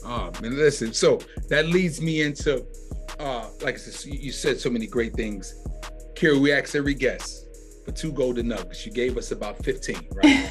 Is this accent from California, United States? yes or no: no; New York City, New York, United States; moved away; I'm originally from New York, from Brooklyn